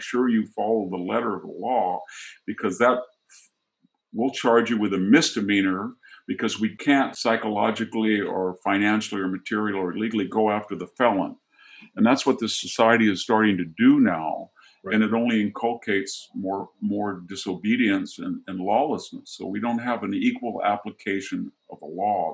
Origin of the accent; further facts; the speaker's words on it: United States; my hometown, what I grew up